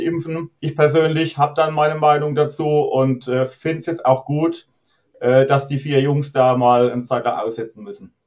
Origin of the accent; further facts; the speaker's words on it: Rhineland-Palatinate, Germany; also born or lived in Geinsheim; als Pfälzer ist man FCK-Fan